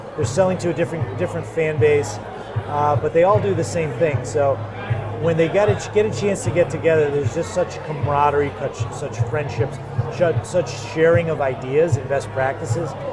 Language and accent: English; Cheshire, Connecticut, United States; I grew up in Cheshire, Connecticut.